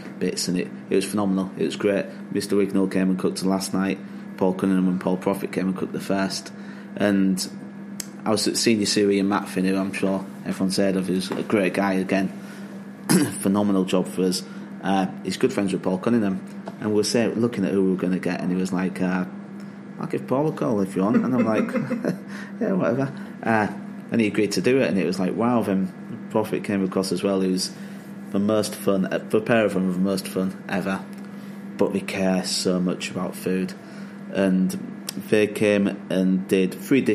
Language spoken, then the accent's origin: English; Hull, Yorkshire and the Humber, United Kingdom; moved away as an adult; also born or lived in London / Lake District / Scotland; now in Yorkshire, United Kingdom; Family were all in Hull. I grew up in Hull.